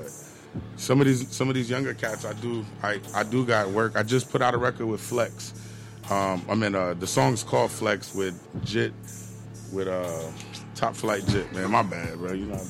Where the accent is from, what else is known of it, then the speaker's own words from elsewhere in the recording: Tampa, Florida, United States; I'm from Tampa.